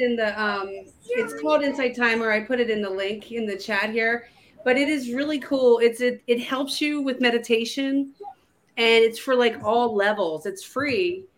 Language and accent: English; just outside of Baltimore, Maryland, United States; moved away as an adult; now in Southwest Virginia, United States; I was born and raised in just outside of Baltimore, Maryland, and I moved to Southwest Virginia to for my husband